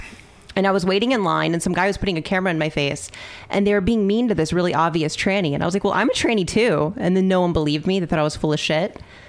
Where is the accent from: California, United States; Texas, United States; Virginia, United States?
Virginia, United States; Richmond; Richmond, yeah. Virginia.